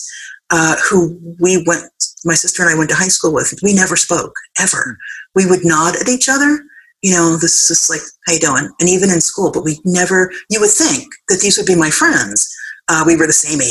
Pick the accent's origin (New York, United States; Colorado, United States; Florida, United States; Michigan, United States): New York, United States; New York City; We grew up on Seton Avenue in the Bronx